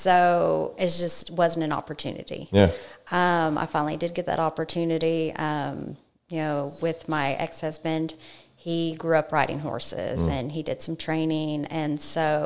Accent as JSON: {"language": "English", "town": "Las Vegas", "region": "Nevada", "country": "United States", "tie": "born or raised there", "also_born_or_lived": "Colorado", "moved": "as an adult", "lives_now": "College Station, United States", "said": "I'm originally from Colorado. My mother actually moved us to Las Vegas when I was 9 years old. So I lived there for 17 years, was raised by a single parent"}